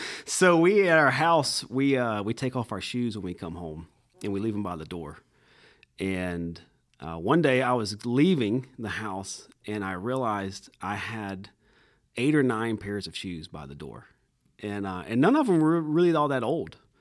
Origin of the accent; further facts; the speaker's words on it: Cordele, Georgia, United States; I'm originally from Cordial, Georgia